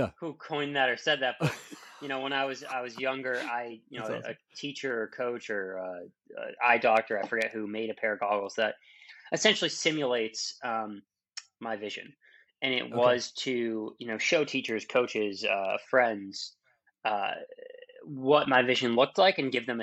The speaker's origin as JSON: {"language": "English", "region": "Massachusetts outside of Boston", "country": "United States", "tie": "born or raised there", "said": "born in Massachusetts outside of Boston. You know, normal childhood."}